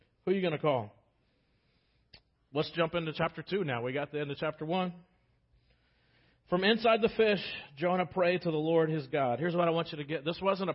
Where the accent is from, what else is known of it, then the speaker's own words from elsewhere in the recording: United States; as American Christians